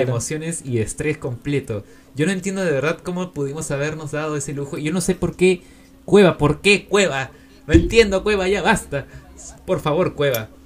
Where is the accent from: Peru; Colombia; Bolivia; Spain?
Peru; desde mi lugar como peruano